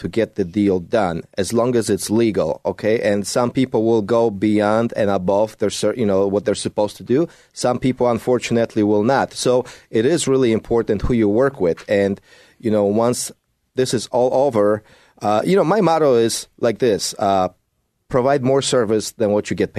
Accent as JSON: {"language": "English", "country": "Poland", "tie": "born or raised there", "moved": "yes", "said": "I speak Polish. Mówię po polsku. I was born in Poland."}